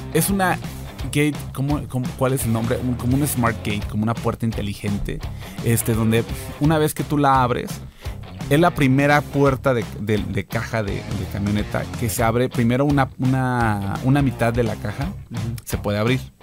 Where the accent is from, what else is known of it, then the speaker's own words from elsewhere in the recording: Tamaulipas, Mexico; yo soy de Tamaulipas, soy, soy del rancho